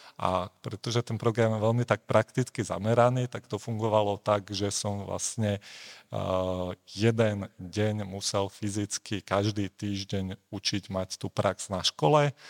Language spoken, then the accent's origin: Slovak; Slovakia; now in Prague, Czech Republic; som sa narodil v Československu, takže ako rodičov a kamarátov mám na Slovensku